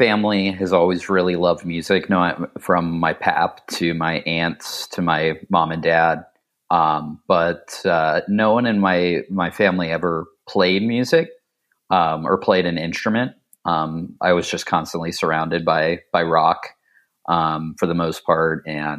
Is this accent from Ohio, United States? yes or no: yes; Ohio, United States; mostly just riding around the small town I grew up in outside of Dayton and hitting different spots.